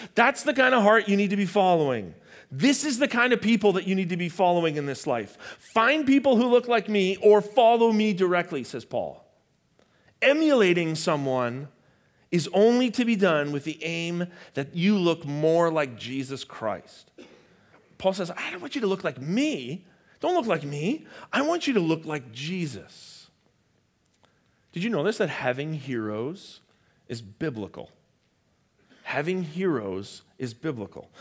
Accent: Canada; I'm Canadian

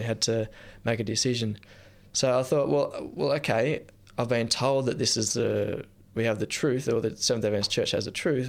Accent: near Nimbin, New South Wales, Australia; I grew up near Nimbin

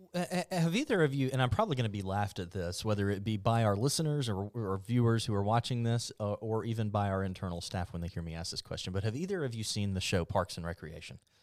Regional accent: Mobile, Alabama, United States; moved away as an adult; I'm from Mobile. I'm a transplant

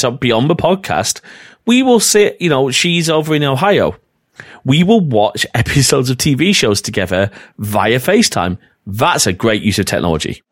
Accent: North West England, United Kingdom; accent: northern; also born or lived in Preston; my northern accent's coming out here quite a bit

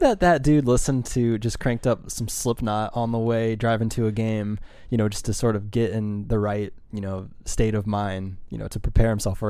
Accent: Defiance, Ohio, United States; That's my hometown

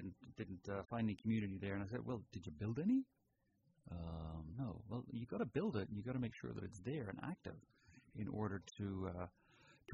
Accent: Dublin, Leinster, Ireland; moved away as an adult; now in Petaluma, United States; I grew up with Crowley in Dublin, but originally the family is down south in Cork

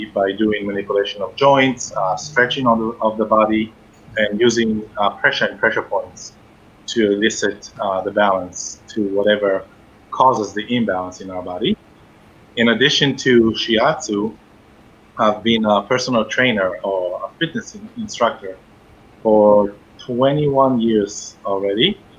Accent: Israel; moved away as an adult; now in Dayton, United States; I am from Israel, and I was born and raised in Israel, and I came to the United States in 2007 in pursuit of my education. I studied in Israel holistic medicine.

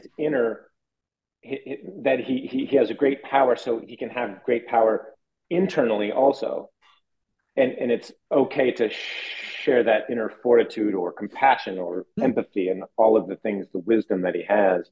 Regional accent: Iowa, United States; I'm from Iowa

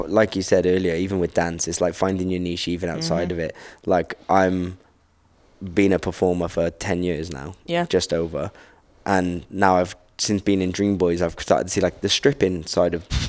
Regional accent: Wales, United Kingdom; I'm a straight male from Wales who's 5'8".

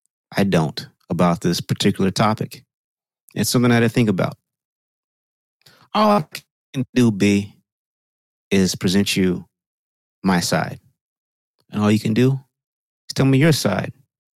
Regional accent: Southern United States, United States; You know, I I'm a man of a certain age. I was raised in the South.

